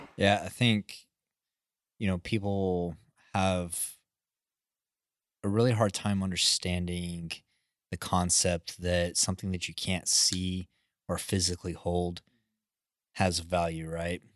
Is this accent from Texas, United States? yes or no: yes; West Texas, United States; I grew up in West Texas, like, we have high wind there